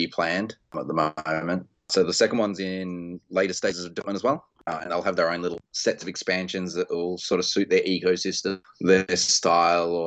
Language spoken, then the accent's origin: English; Australia; being an Australian designer